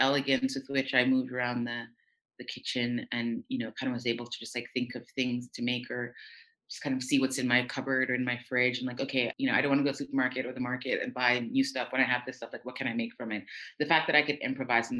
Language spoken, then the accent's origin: English; New York City, New York, United States; also born or lived in Jamaica; now in Paris, France; I'm from the States, but I was born in Jamaica. My family's Jamaican. I moved to the States when I was 4 years old, to New York City when I was 4 years old.